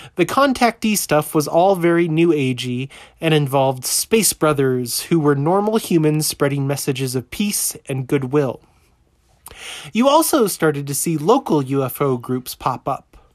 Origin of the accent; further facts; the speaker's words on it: Southeast US, United States; also born or lived in Colorado Springs, Colorado; now in Colorado, United States; born and raised in the Southeast U S